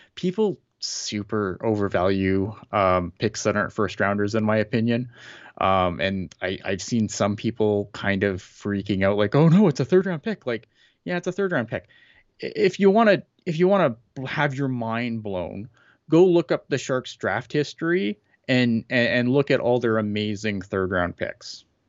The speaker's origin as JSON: {"language": "English", "country": "Canada", "said": "as a Canadian, as a someone who lives up here"}